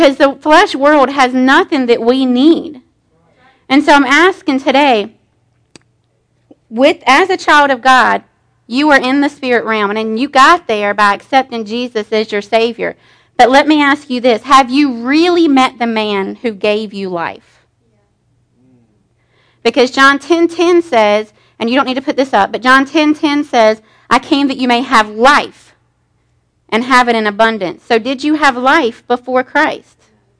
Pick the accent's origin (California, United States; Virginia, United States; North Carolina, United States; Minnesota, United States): North Carolina, United States; Pleasant Garden; I lived in Pleasant Garden